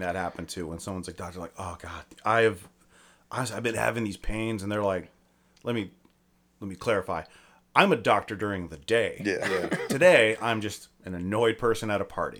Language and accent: English; Akron, Ohio, United States; I'm from Akron